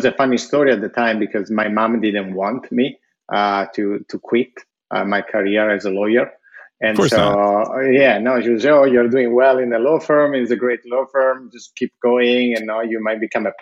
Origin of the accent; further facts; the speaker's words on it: Italy; moved away; when I was growing up in Italy